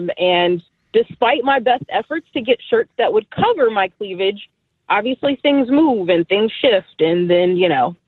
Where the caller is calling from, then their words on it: Maryland, United States; I'm …. I'm from Southern Maryland.